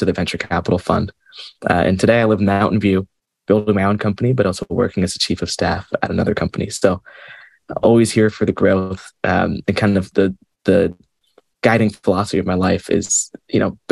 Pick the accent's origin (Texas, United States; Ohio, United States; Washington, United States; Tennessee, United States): Washington, United States; Seattle; I grew up in Seattle